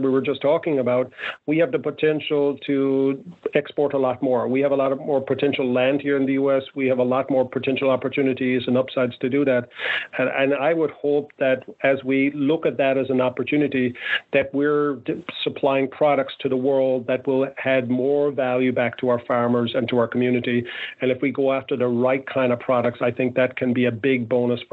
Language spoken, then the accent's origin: English; Ireland; I grew up in Ireland